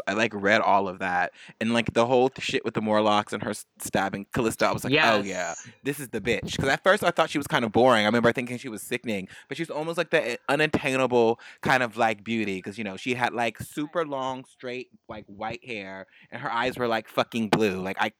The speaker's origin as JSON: {"language": "English", "town": "San Francisco", "region": "California", "country": "United States", "said": "I'm from California, and I'm from San Francisco, and none of us in the Bay like anyone from"}